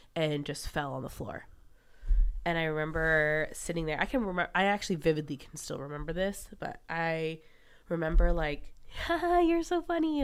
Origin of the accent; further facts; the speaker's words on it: West Palm Beach, Florida, United States; I was born in West Palm Beach